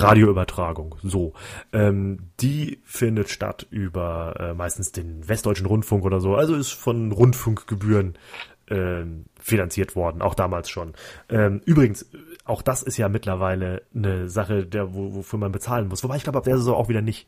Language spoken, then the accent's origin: German; Germany; als Deutscher